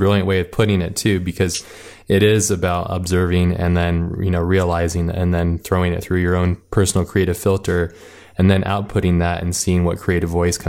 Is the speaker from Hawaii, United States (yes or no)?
yes; Hawaii, United States; It's similar to where I grew up in Hawaii.